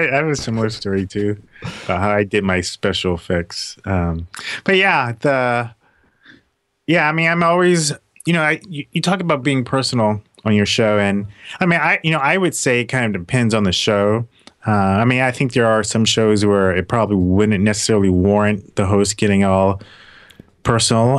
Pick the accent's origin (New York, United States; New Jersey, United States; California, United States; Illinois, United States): California, United States; Los Angeles; also born or lived in Philadelphia / Atlanta; now in Seattle, United States; I was born in Philadelphia, and so she moved out to Hollywood, California when I was like five or six